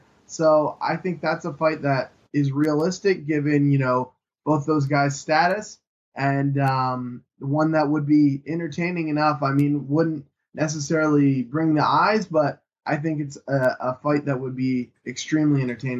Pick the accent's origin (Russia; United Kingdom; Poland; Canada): Canada; being Canadian and having a lot of Canadians on the card is definitely one thing